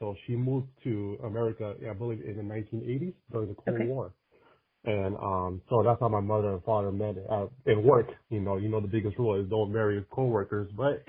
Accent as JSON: {"language": "English", "region": "California", "country": "United States", "tie": "born or raised there", "also_born_or_lived": "Berkeley, California", "said": "So I was born and raised in California. And, you know, obviously, it's one of the most liberal places you can live in. And ironically, I lived in the most liberal city for a while, Berkeley, California."}